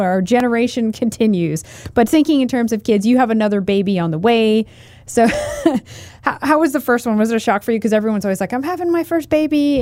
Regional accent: Portland, Oregon, United States; now in Idaho, United States; when I grew up, uh, in Portland, Oregon. I was born in Portland, Oregon

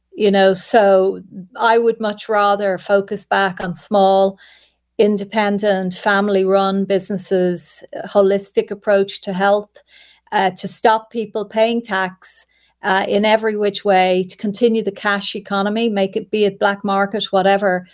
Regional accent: Ireland; we as Irish people

